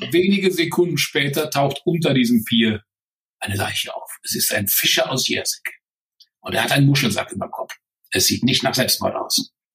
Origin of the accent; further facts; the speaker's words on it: Germany; als Deutscher